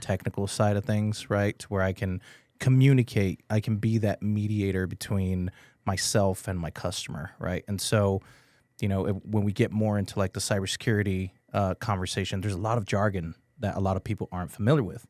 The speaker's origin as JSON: {"language": "English", "town": "San Antonio", "region": "Texas", "country": "United States", "tie": "born or raised there", "said": "I'm from San Antonio, I'm born and raised from here."}